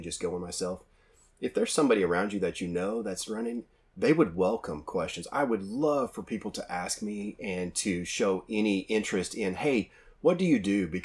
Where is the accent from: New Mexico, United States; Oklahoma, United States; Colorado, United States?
Oklahoma, United States; I'm from Oklahoma